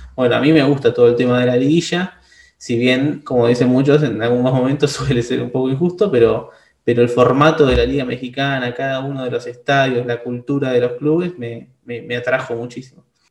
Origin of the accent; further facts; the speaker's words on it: Argentina; nosotros los argentinos